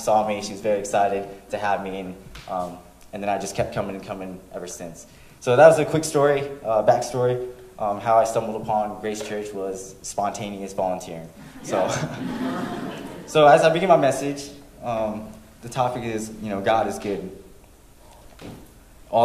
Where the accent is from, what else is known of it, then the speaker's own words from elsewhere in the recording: Florida, United States; moved away as an adult; also born or lived in North Carolina; now in Fort Leonard Wood, United States; I'm from Florida. I'm stationed at Fort Leonard Wood as a United States Marine.